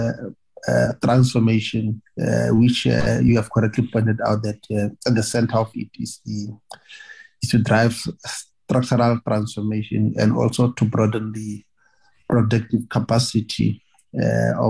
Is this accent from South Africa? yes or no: yes; Northern Cape, South Africa; I come from Northern Cape.